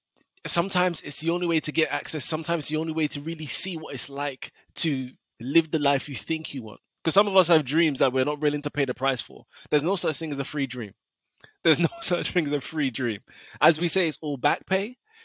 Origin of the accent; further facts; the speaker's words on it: London, United Kingdom; I have an incredible academic track record, scholarships, but I'm still from South London.